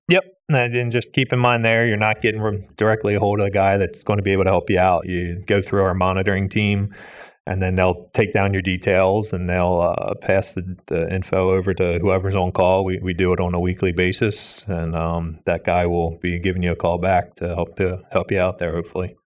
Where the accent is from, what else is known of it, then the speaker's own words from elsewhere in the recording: Pennsylvania, United States; I'm from Pennsylvania